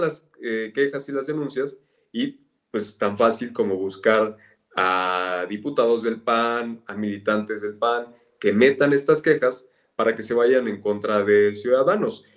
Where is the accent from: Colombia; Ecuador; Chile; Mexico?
Mexico; State of Mexico; soy mexiquense